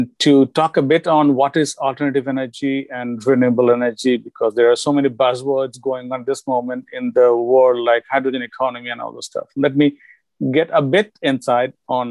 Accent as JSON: {"language": "English", "country": "India", "moved": "as an adult", "lives_now": "United States", "said": "am from India. I have done my bachelor's in India in chemical engineering. And I came here in USA with my whole family in 1998."}